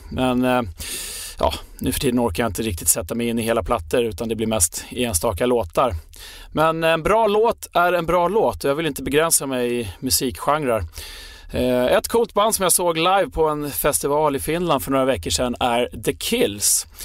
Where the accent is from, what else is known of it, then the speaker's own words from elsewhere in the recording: Sweden; vi svenskar